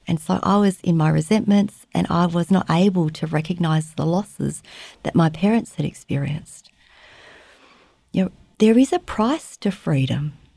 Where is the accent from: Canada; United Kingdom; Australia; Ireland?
Australia; moved away as an adult; also born or lived in Vietnam; now in Fairbanks, United States; I was born in Vietnam. I was raised in Australia, and these days I live in Fairbanks, Alaska